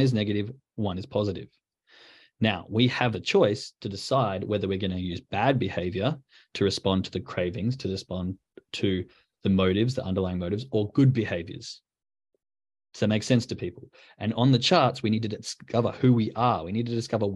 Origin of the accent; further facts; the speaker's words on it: Australia; now in Germany; as an Aussie, a white Christmas is a nice kind of different feel